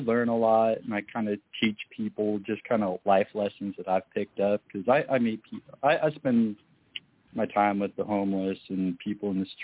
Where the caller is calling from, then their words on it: Iowa, United States; hi, this is …. I'm from Iowa.